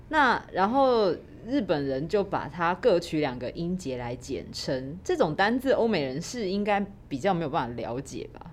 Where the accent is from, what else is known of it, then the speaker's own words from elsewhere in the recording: Taiwan; 我们台湾人就会直接把那个汉字拿来用台语念出来